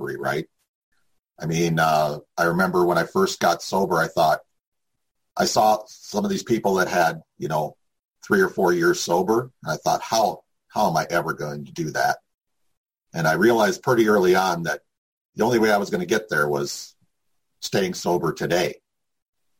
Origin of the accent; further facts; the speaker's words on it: Midwest, United States; I was raised a Lutheran in the Midwest